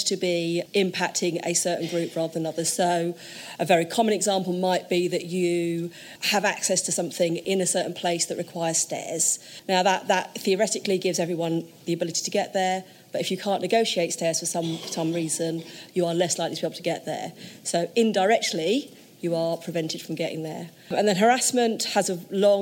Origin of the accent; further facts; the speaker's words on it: London, United Kingdom; I was born in Tottenham